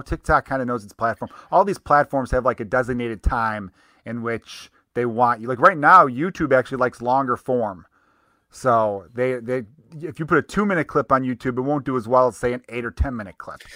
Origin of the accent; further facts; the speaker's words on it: Chicago, Illinois, United States; accent: Chicago; I grew up in Chicago